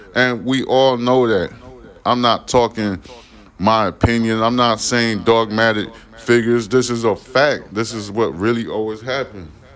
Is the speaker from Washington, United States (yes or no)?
no; New York City, New York, United States; I grew up. I was born in Brooklyn, New York